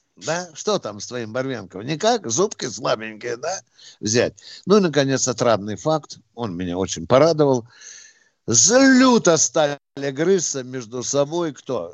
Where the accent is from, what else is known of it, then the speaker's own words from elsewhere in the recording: Ukraine; я украинец